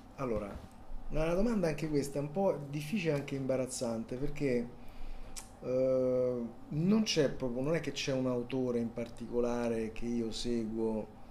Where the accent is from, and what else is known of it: Rome, Lazio, Italy; born or raised there; accent: Roman; also born or lived in Palermo